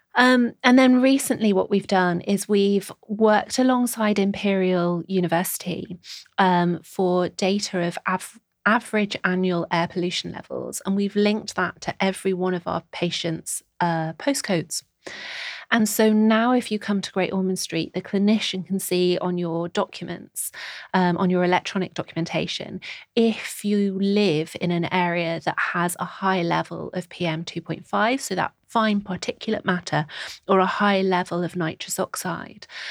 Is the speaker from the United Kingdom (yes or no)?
yes; Birkenhead, North West England, United Kingdom; moved away as an adult; also born or lived in Nottingham / Scotland; now in London, United Kingdom; I am originally from Birkenhead on the Wirral, uh, s, get the ferry across the Mersey and you'll find my home there